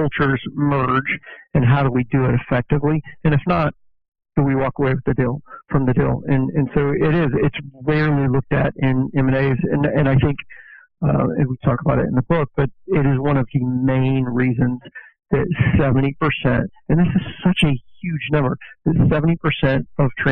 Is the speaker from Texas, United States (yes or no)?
yes; Fort Worth, Texas, United States; I'm originally from Fort Worth, born here, raised here, and absolutely love it.